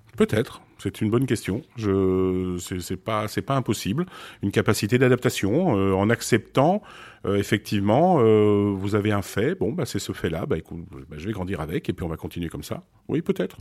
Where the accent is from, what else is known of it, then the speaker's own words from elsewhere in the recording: France; also born or lived in Beirut, Lebanon / Switzerland; je suis né effectivement à Beyrouth. J'ai été adopté. J'ai grandi en Suisse. pour arriver en France un peu plus tard, vers l'âge de, de 8-9 ans